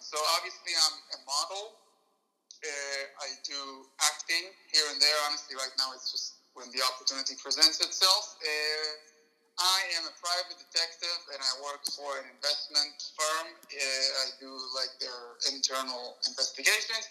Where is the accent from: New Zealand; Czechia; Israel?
Israel; moved away as an adult; I grew up in Israel